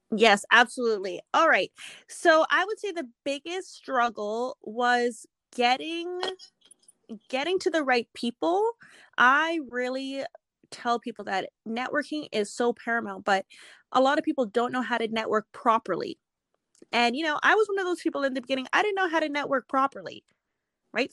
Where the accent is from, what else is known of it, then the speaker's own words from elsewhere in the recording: Edmonton, Alberta, Canada; So I am born and raised in Edmonton, Alberta, Canada. So I am Canadian.